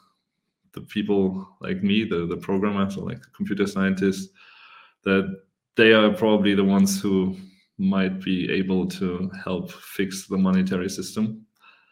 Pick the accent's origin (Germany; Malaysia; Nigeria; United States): Germany; I'm from Germany